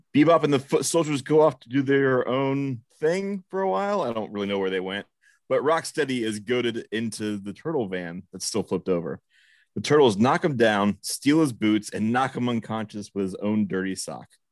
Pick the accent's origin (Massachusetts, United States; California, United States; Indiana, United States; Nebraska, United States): Nebraska, United States; I'm from, from Nebraska, where we pronounce things